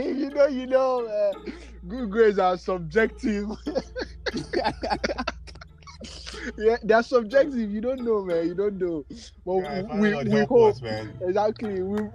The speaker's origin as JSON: {"language": "English", "country": "Nigeria"}